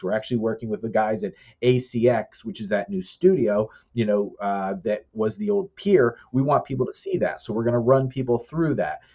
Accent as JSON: {"language": "English", "area": "the Poconos", "region": "Pennsylvania", "country": "United States", "said": "I'm from the Poconos"}